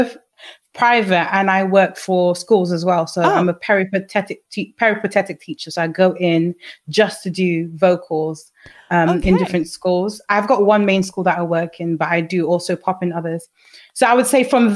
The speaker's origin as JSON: {"language": "English", "region": "London", "country": "United Kingdom", "tie": "born or raised there", "said": "we grew up in London, where it's such a hub of integration"}